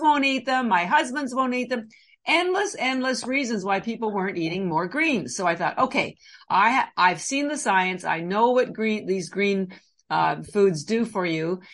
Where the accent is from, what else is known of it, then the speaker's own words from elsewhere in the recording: Canada; now in Boston, United States; I'm actually Canadian I've lived in Boston for about 30 years